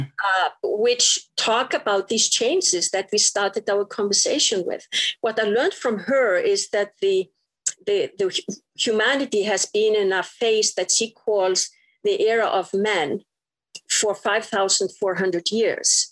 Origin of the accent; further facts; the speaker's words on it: Iceland; moved away as an adult; I was straight from Iceland